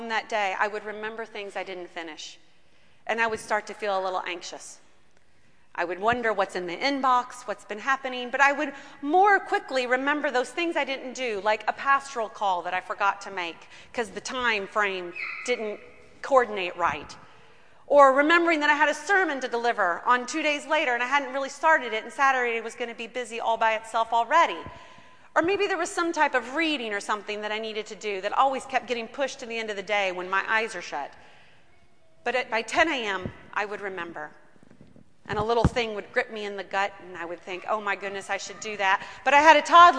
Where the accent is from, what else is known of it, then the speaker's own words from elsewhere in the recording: United States; as American people